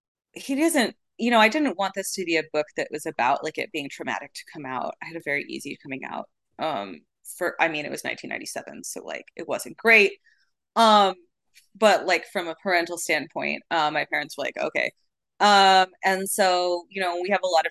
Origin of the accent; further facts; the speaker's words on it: Arizona, United States; I'm from Arizona